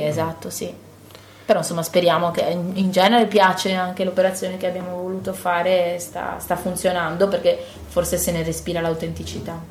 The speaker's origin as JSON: {"language": "Italian", "area": "Cadore", "region": "Veneto", "country": "Italy", "tie": "born or raised there", "said": "io sono nata in Cadore, quindi, appunto, le radici sono comuni"}